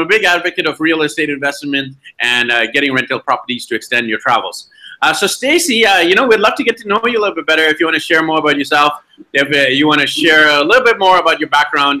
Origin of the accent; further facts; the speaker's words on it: Vancouver, British Columbia, Canada; moved away; I'm from Vancouver, BC, Canada, but here we are in Medellin, Colombia, traveling around with with my wife and three kids